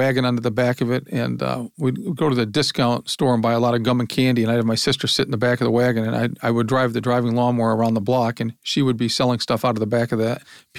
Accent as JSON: {"language": "English", "town": "Lorain", "region": "Ohio", "country": "United States", "tie": "born there", "said": "I was born in Lorain, Ohio, industrial town."}